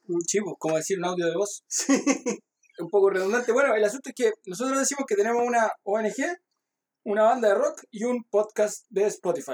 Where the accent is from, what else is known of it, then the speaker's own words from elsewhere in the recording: Lo Barnechea, Santiago Metropolitan Region, Chile; Nosotros somos de Barnechea, entonces Barnechea es una de las comunas más fascistas yo creo que hay en Chile